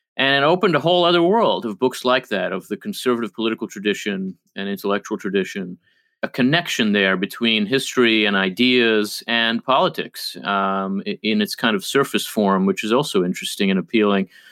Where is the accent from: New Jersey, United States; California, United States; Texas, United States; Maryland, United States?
New Jersey, United States; first language Hebrew; English is a second language; also born or lived in Israel / Philadelphia, Pennsylvania; I really grew up in New Jersey